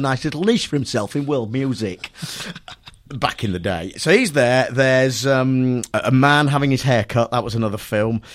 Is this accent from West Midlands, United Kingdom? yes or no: yes; Nuneaton, West Midlands, United Kingdom; my hometown where I grew up in Nuneaton